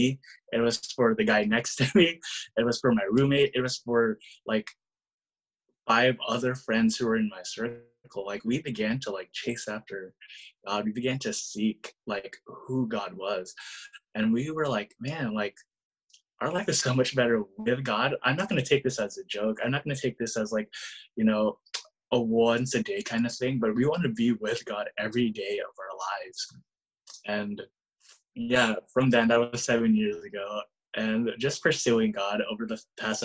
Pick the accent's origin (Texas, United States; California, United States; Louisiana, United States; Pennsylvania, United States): California, United States; Bay Area; growing up in the Bay Area and just really seeing the kind of culture we have here.